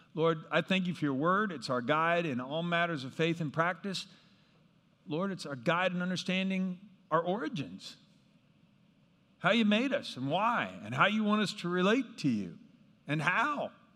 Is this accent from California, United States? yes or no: no; Kansas, United States; where I grew up in Kansas